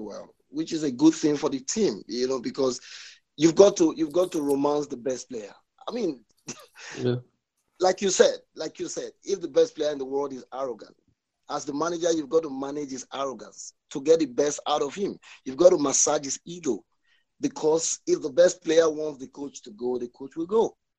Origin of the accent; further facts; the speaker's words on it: Nigeria; I'm a Christian, I'm Nigerian